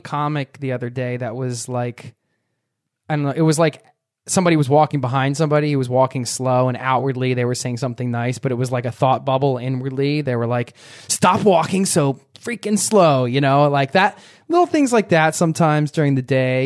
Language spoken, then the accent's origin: English; Philadelphia, Pennsylvania, United States; We're from Philly